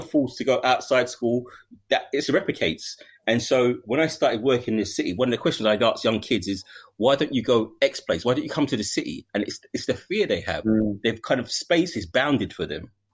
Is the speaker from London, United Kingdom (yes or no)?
yes; London, United Kingdom; I wouldn't even leave my ends because I'm from East